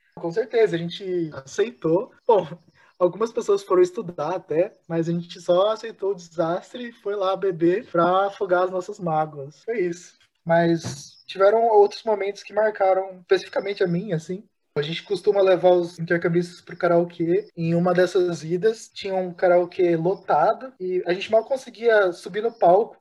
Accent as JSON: {"language": "Portuguese", "town": "Campo Grande", "region": "Mato Grosso do Sul", "country": "Brazil", "said": "eu sou de Campo Grande, Mato Grosso do Sul"}